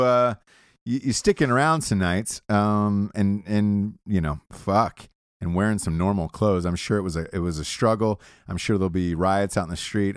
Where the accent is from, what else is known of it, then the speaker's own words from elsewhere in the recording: Georgia, United States; I grew up in the South, I grew up in Georgia